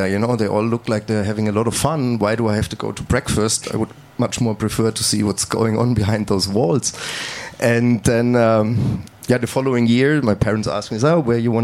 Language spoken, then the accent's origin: English; Heringen, Hesse, Germany; English is a second language; I'm coming from a small village called Heringen. It's 180 kilometers north of Frankfurt